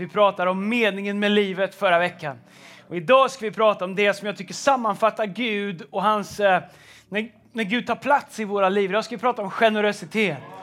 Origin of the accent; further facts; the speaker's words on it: Tidaholm, Västra Götaland, Sweden; also born or lived in United States; när jag växte upp så, i Tidaholm